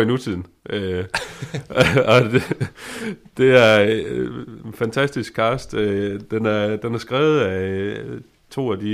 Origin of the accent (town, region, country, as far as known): Denmark